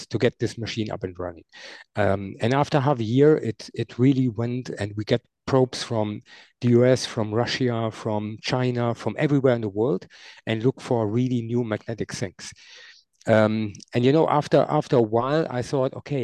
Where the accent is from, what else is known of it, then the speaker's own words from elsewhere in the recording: near Düren, North Rhine-Westphalia, Germany; I grew up in Nidau. That's a small, very, very small village close to Düren, where I'm living now